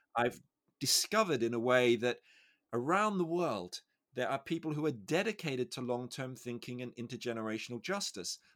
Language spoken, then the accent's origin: English; Australia; I'm Australian